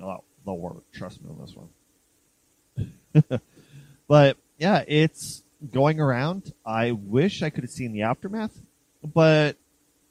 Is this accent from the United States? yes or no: no; Canada; I'm Canadian, I can't speak Italian